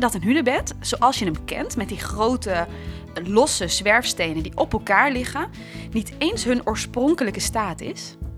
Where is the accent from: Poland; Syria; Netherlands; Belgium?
Netherlands; Drenthe; wij zijn allebei opgegroeid in Drenthe